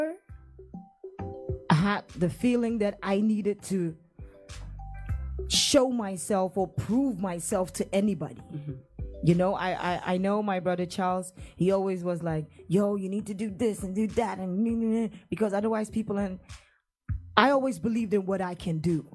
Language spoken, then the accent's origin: English; Brong-Ahafo, Ghana; now in Netherlands; I challenged myself to do Dutch, to do Chi, and even Bono, actually, because I'm from the Brungahafa region